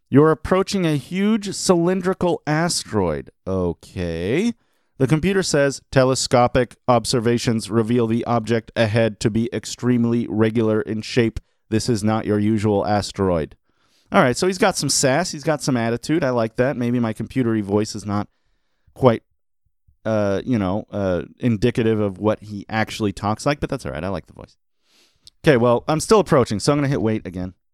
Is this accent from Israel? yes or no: no; Australia; Obviously, I'm from Australia where we use meters and kilometers constantly.